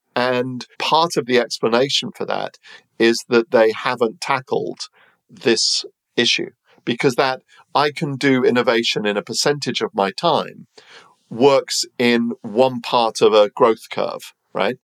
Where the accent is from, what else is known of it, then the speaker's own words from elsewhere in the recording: United Kingdom; I'm British